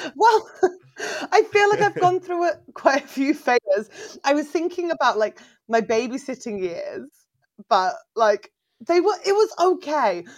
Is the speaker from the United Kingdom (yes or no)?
yes; England, United Kingdom; also born or lived in Berlin, Germany; I'm from England